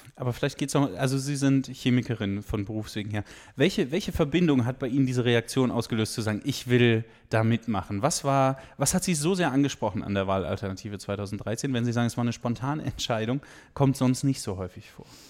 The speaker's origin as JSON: {"language": "German", "area": "the West", "region": "western Germany", "country": "Germany", "tie": "born or raised there", "moved": "as an adult", "lives_now": "Saxony, Germany", "said": "Ich bin im Westen geboren und, äh, bin dann sozusagen mit neunzehn nach Sachsen gekommen."}